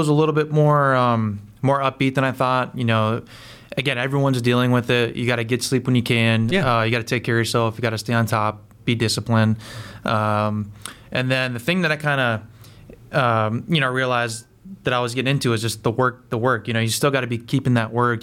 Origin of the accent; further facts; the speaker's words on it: Pennsylvania, United States; I'm from Pennsylvania, like I grew up in PA